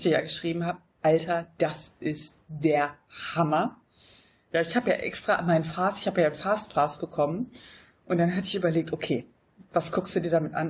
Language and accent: German; Wuppertal, North Rhine-Westphalia, Germany; moved away as an adult; now in Monheim, Germany; was meine Heimat ist, dann würde ich sagen, das ist Wuppertal. Ja. Einfach weil ich, glaube ich, da auch meine Pubertät verbracht habe.